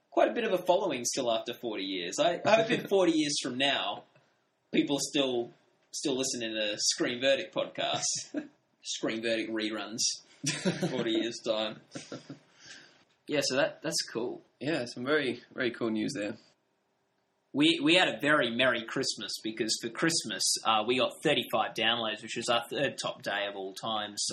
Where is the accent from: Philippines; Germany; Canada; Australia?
Australia; A lot of stuff we're talking about are American things, and we're, we, we are from Australia.